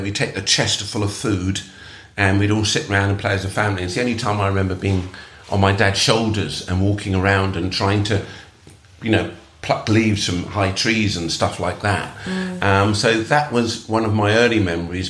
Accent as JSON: {"language": "English", "region": "London", "country": "United Kingdom", "tie": "born or raised there", "said": "I'm born in England. I'm British. I'm, uh, I you know, and I'm come from multicultural Britain. Perhaps because I'm living in London, and I grew up with lots of uh, people whose parents were immigrant like like mine"}